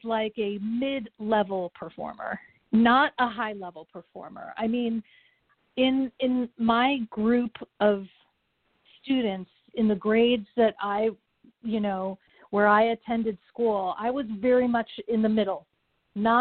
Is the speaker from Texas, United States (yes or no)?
no; Los Angeles, California, United States; also born or lived in Japan; I am a native Angeleno